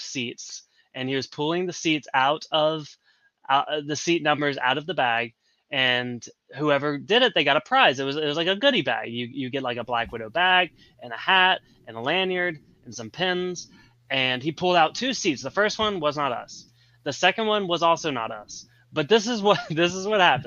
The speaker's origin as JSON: {"language": "English", "town": "Nashville", "region": "Tennessee", "country": "United States", "said": "I'm from Nashville."}